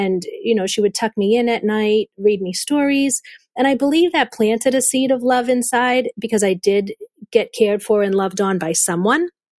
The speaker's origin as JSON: {"language": "English", "town": "Boston", "region": "Massachusetts", "country": "United States", "tie": "born or raised there", "accent": "Boston", "said": "We grew up in the North Shore area of Boston."}